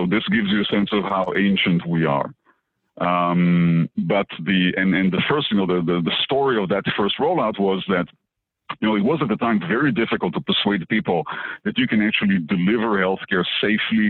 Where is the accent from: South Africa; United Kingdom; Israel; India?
Israel; moved away as an adult; now in Boston, United States; I was born in Israel, and I used to be a practicing physician